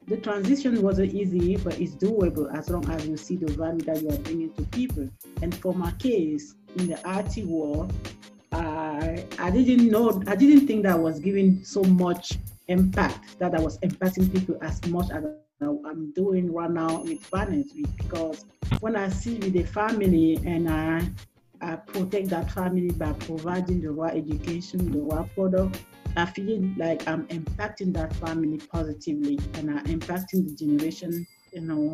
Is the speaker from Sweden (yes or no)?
no; Cameroon; English is a second language; moved away as an adult; also born or lived in Washington, D.C., United States / Maryland, United States; now in Texas, United States; originally from Cameroon, which is the French-speaking part, so you can hear my accent